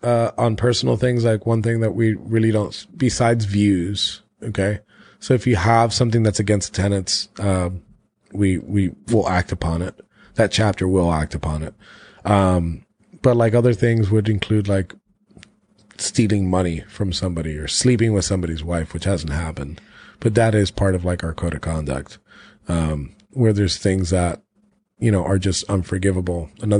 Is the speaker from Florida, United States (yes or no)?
yes; Florida, United States; I'm from Florida.